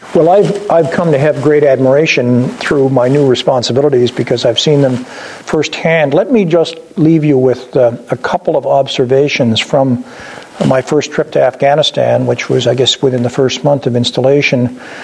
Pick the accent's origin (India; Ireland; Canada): Canada; Sault Ste. Marie, Ontario; also born or lived in Sudbury, Canada / United States / United Kingdom; I was born in Sudbury. Uh, I grew up in Sault Ste. Marie